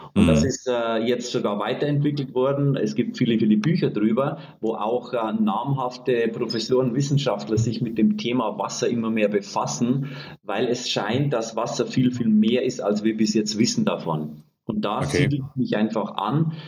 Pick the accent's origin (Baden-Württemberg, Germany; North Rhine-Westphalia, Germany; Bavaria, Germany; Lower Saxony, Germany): Bavaria, Germany; Bavarian Forest, Germany; accent: Bavarian; Also ich komme ursprünglich aus Bayern, aus dem Bayerischen Wald, bin sehr einfach aufgewachsen